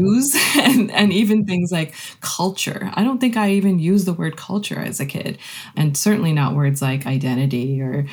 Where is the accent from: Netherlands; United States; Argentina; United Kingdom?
United States; Rockville, Maryland; I was born and raised here in Maryland and grew up in the same neighborhood, the same house for my entire childhood and young adulthood.